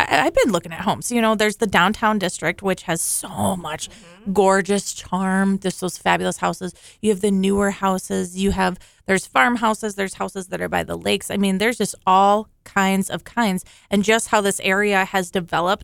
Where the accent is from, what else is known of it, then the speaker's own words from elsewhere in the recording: Alexandria, Minnesota, United States; This is my hometown. And I love it here.